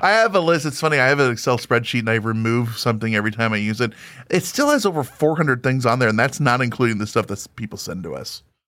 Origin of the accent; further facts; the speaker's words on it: Springfield, Illinois, United States; moved away; I'm from Springfield, Illinois, outside of there originally